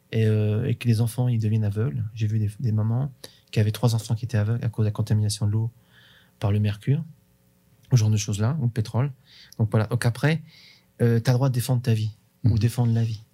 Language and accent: French; Bourges, Centre-Val de Loire, France; Chez nous, on a, on a un festival qui est très connu qui s'appelle le Printemps de Bourges